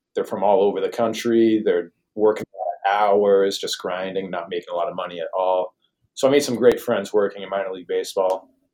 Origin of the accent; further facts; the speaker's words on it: Boston, Massachusetts, United States; moved away; I'm from the Boston oh. area